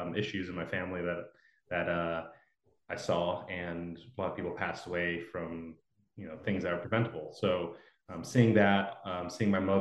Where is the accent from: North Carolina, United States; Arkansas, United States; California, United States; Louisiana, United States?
California, United States; Los Angeles; moved away as an adult; also born or lived in Oregon; I moved up from Los Angeles. I grew up there too